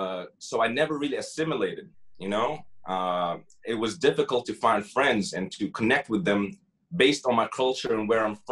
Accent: Damascus, Damascus Governorate, Syria; also born or lived in Saudi Arabia; I'm from Damascus. My father is Syrian. He named me …. I grew up as …. But when I did move to Damascus, I moved from Saudi Arabia as a kid to Damascus.

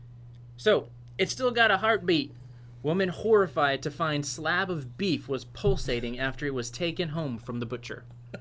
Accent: United States; I'm an American.

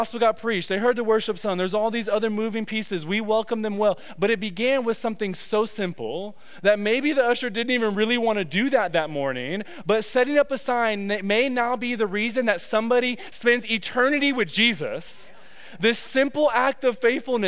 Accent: Detroit, Michigan, United States; moved away; I'm from Detroit

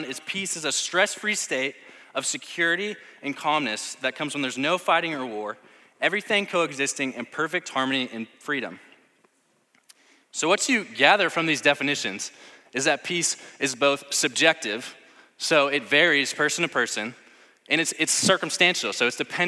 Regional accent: St. Louis, Missouri, United States; I'm from St. Louis

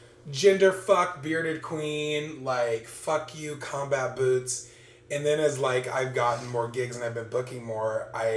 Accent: New Orleans, Louisiana, United States; I'm from New Orleans

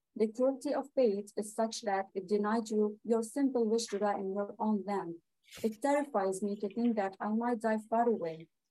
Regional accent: Lebanon; moved away; i'm a palestinian refugee in lebanon

